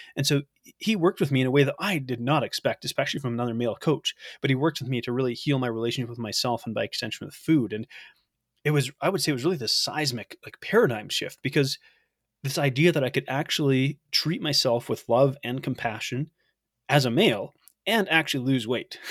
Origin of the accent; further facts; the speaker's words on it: Canada; I'm from Canada